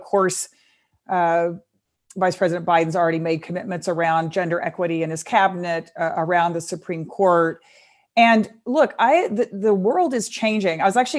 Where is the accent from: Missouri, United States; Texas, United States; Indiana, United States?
Texas, United States; I know my home state of Texas, women are running for everything, everywhere.